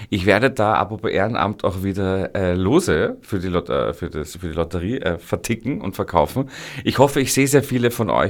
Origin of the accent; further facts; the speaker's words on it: Vienna, Austria; Da sind wir Wiener schon wirklich äh, äh, das, das, das reizen wir aus